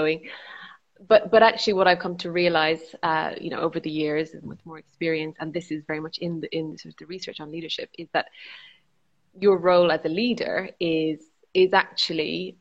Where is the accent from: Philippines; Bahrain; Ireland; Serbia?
Ireland; I am from Ireland and sort of grew up in 1980s, 1990s Ireland.